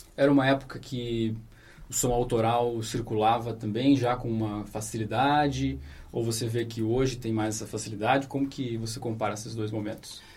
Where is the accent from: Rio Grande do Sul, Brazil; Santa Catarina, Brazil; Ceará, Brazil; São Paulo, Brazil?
Rio Grande do Sul, Brazil; Santa Maria; now in Londrina, Brazil; eu sou de Santa Maria